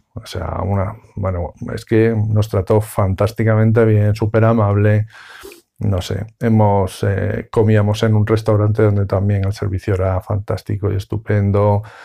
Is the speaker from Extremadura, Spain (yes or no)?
yes; Cáceres, Extremadura, Spain; yo soy de Cáceres, la frontera está muy cerca